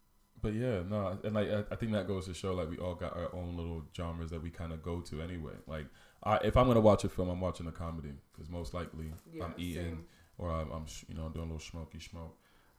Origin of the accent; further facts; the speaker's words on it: United States; moved away; because we're American